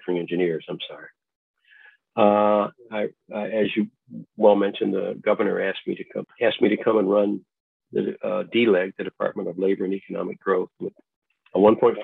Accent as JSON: {"language": "English", "town": "Pontiac", "region": "Michigan", "country": "United States", "tie": "born or raised there", "also_born_or_lived": "Ann Arbor, Michigan", "said": "growing up in Pontiac"}